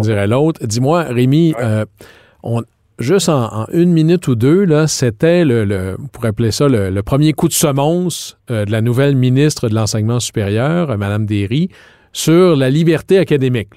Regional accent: Quebec, Canada; chez nous au Québec

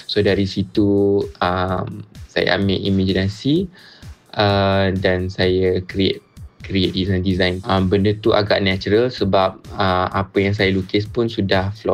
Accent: Kedah, Malaysia; born there; now in Kuala Lumpur, Malaysia; based di Kuala Lumpur, full time artist uh, dan saya lahir, saya dilahirkan di Kedah.

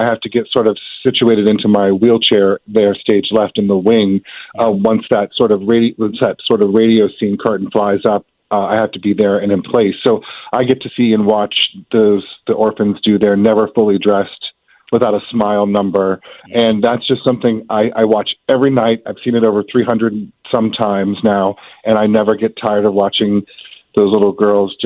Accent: Virginia Beach, Virginia, United States; moved away; also born or lived in Norfolk, Virginia / Richmond, Virginia; I'm a Virginia native myself. Okay. I was born in Norfolk, and I grew up in Virginia Beach

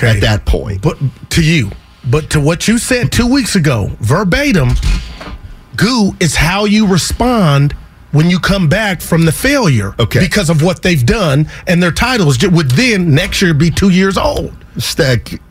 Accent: Union City, California, United States; I am from Union City, I, California.

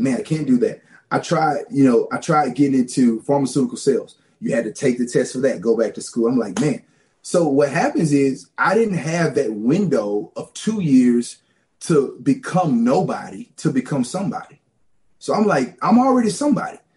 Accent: Louisiana, United States; moved away; also born or lived in Los Angeles, California / Ohio; I was born in Los Angeles, California. And my parents left California in the late 80s, and we migrated to Louisiana and grew up in Louisiana, very rural

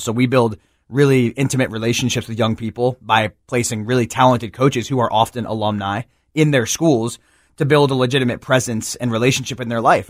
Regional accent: New Jersey, United States; now in Memphis, United States; the neighborhood I grew up in New Jersey

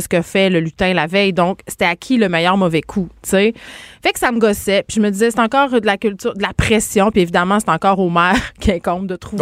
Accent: Saguenay, Quebec, Canada; je viens euh, du Saguenay.

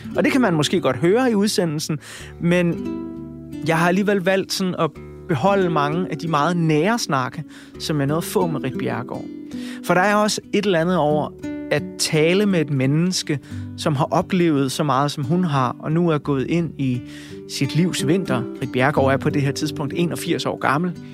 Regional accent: Funen, Southern Denmark, Denmark; Jeg er født og opvokset på Fyn.

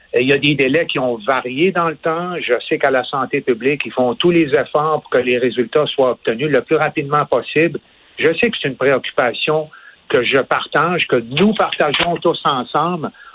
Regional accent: Quebec, Canada; ici, chez nous au Québec

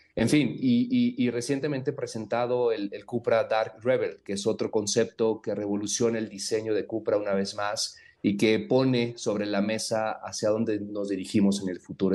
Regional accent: Mexico; esta pasión que tenemos como mexicanos

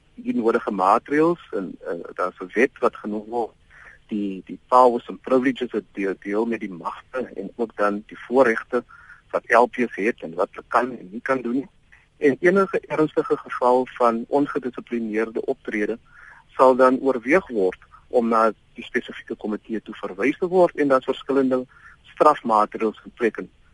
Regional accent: South Africa; ons is tog trots as Suid-Afrikaners

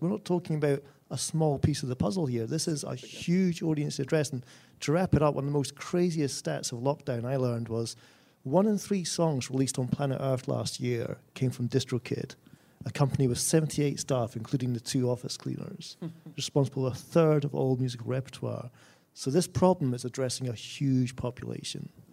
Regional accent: Scotland, United Kingdom; my home country of Scotland

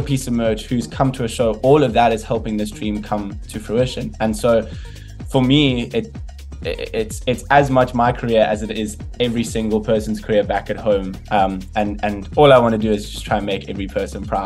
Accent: South Africa; as a South African

